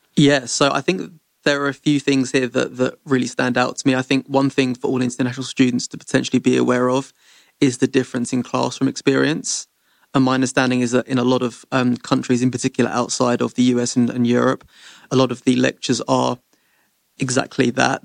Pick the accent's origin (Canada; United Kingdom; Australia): United Kingdom; London; moved away as an adult; my hometown is London in the U K.